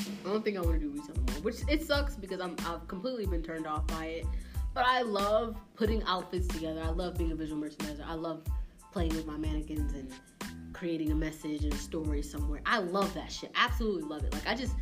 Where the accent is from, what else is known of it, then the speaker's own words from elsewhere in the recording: Bridgeport, Connecticut, United States; I'm from Bridgeport, born and raised in Bridgeport